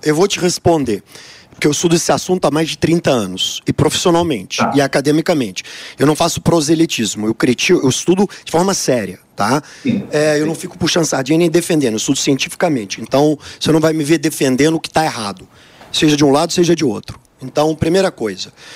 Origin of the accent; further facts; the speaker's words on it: Brazil; Eu, como brasileiro de origem